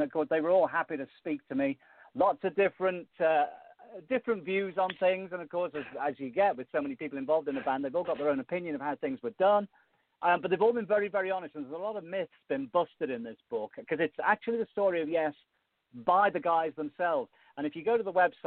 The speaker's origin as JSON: {"language": "English", "town": "Liverpool", "region": "North West England", "country": "United Kingdom", "said": "it's obvious when you listen to it that I'm from England, and more importantly, from Liverpool"}